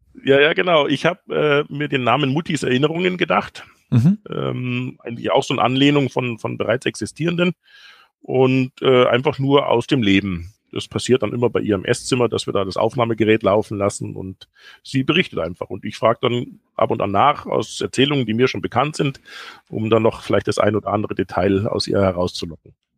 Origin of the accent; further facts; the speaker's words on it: Ottobrunn, Bavaria, Germany; moved away as an adult; in Ottobrunn bin ich aufgewachsen, habe dort meine Kindheit verbracht, eigentlich bis zum 18. Lebensjahr.